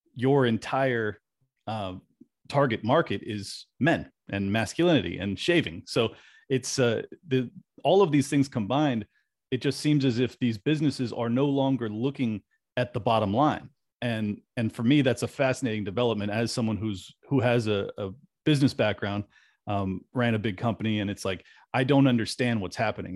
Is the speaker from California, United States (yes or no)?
yes; California, United States; now in Florida, United States; i have to defend my my home state often because you know when I told people I was moving from California to Florida